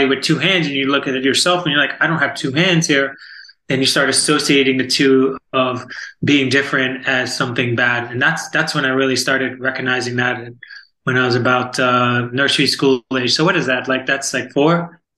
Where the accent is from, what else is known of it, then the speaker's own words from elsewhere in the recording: Florida, United States; also born or lived in New York / Virginia Beach; I'm from Florida, originally from New York, well, born in Virginia Beach